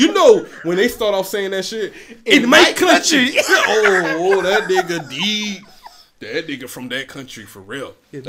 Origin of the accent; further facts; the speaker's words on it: St. Simons Island, Georgia, United States; I'm from St. Thomas Island, Georgia.